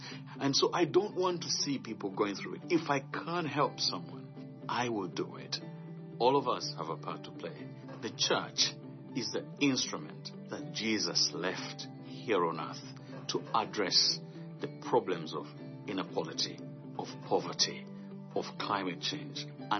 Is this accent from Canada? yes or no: no; Uganda; I grew up in Uganda in a very, very poor family.